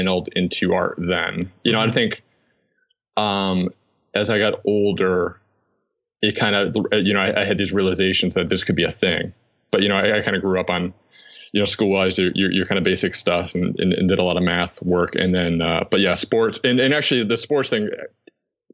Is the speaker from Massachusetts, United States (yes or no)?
yes; North Adams, Massachusetts, United States; I am from Western Massachusetts. It's a small, I believe it's still the smallest city in Massachusetts, North Adams